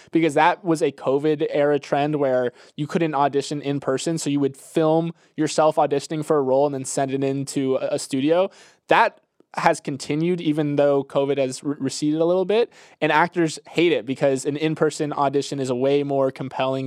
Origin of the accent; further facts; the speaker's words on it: Tampa, Florida, United States; moved away; the Tampa Bay area, my hometown